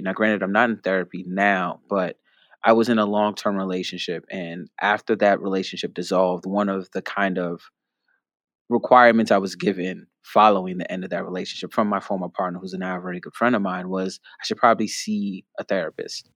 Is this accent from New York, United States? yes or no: yes; New York City, New York, United States; growing up in the Bronx, I go to public school in the Bronx